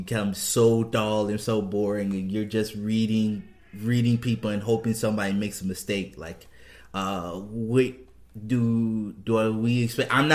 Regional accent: New Orleans, Louisiana, United States; moved away; also born or lived in Houston, Texas; New Orleans is my hometown. Houston is the place I used to live

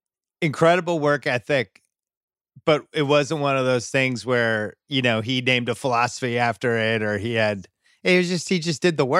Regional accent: New England, United States; we always heard like growing up in New England about Bird's legendary work ethic.

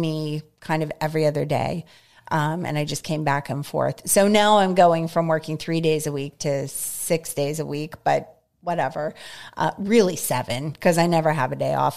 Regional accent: North Hills, Pennsylvania, United States; moved away as an adult; now in Greensburg, United States; I grew up in North Hills.

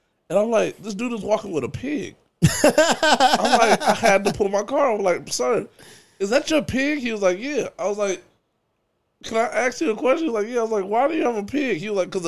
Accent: Compton, California, United States; Born and raised in Compton.

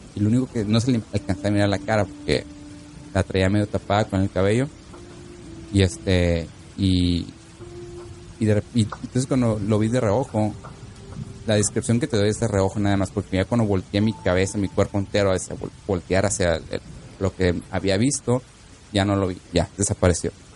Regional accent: Tijuana, Baja California, Mexico; moved away; la casa en la que yo vivía allá en Tijuana, en Baja California

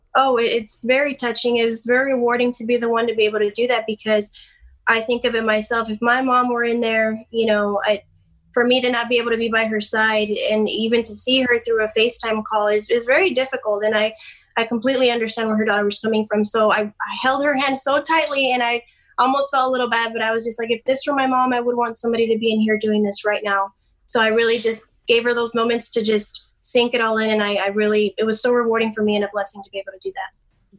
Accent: Dallas, Texas, United States; right now I'm from Dallas area and I'm actually a travel nurse in South Texas

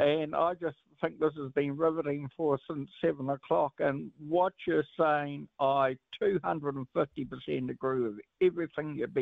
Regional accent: New Plymouth, Taranaki, New Zealand; I'm from New Plymouth

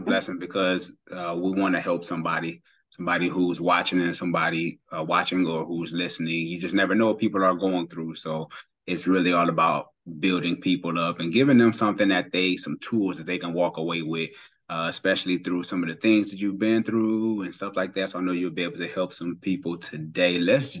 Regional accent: Cleveland, Ohio, United States; moved away

